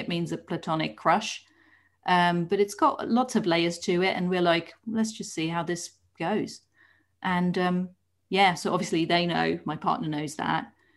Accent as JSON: {"language": "English", "country": "Netherlands", "tie": "born or raised there", "moved": "as an adult", "lives_now": "United Kingdom", "said": "I was born in the Netherlands"}